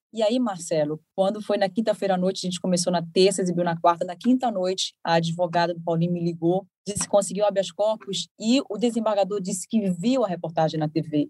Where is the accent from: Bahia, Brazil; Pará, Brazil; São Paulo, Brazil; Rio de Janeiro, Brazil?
Pará, Brazil; Belém; moved away as an adult; now in Recife, Brazil; eu sou de Belém